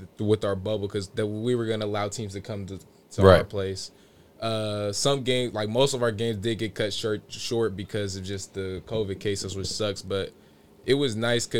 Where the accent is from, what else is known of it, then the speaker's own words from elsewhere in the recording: Vacaville, California, United States; I'm coming from Vacaville